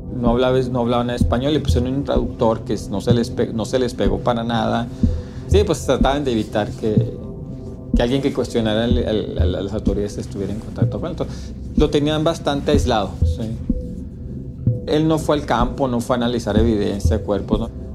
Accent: Ciudad Juárez, Chihuahua, Mexico; yo soy de aquí, yo soy originario de, Ciudad Juárez

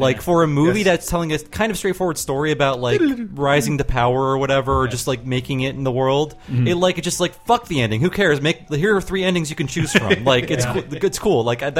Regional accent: Youngstown, Ohio, United States; Youngstown Pride, Ed O'Neill's from my hometown.

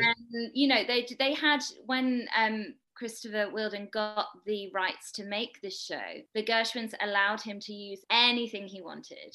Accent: United Kingdom; I'm British, as you might be able to hear

